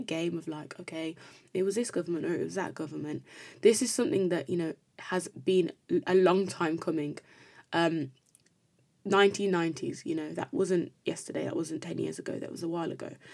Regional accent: Birmingham, West Midlands, United Kingdom; I'm a Brummie

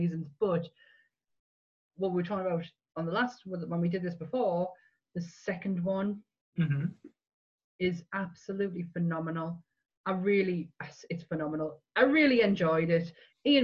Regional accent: England, United Kingdom; we're definitely English

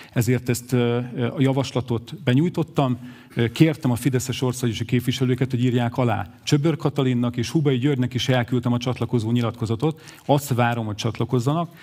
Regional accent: Miskolc, Borsod-Abaúj-Zemplén, Hungary; Én itt születtem, Miskolcon, pedagógus szülők gyermekeként.

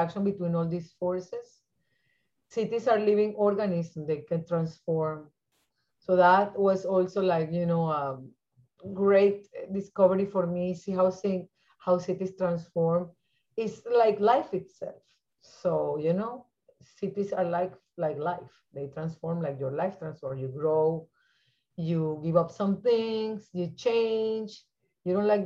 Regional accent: Venezuela; moved away as an adult; now in United States; I was born in Venezuela

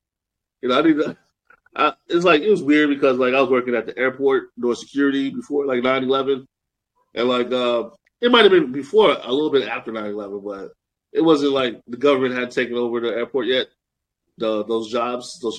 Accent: Chicago, Illinois, United States; I'm all the way from Chicago

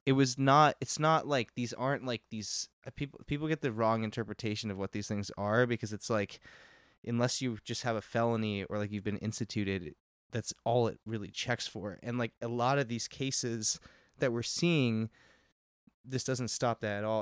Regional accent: Texas, United States; moved away; I'm from Texas, not from Uvalde, which is a small town, but, um, like, we did school shooter drills and shit all through high school and, like, even in middle school

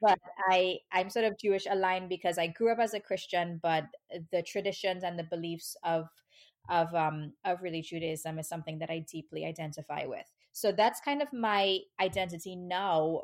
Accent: Trinidad & Tobago; moved away as an adult; now in New York, United States; I grew up in Trinidad, which is, um, a tiny, a really tiny island in the Caribbean

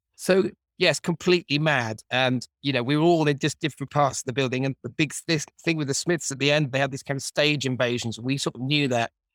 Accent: Manchester, North West England, United Kingdom; growing up in Manchester

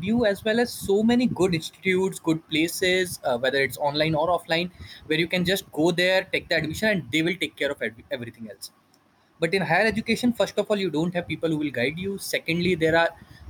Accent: Kota, Rajasthan, India; moved away as an adult; I came back to my hometown of Kota

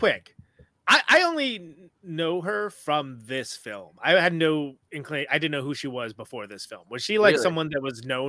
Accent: the Valley, California, United States; I was born and raised there.

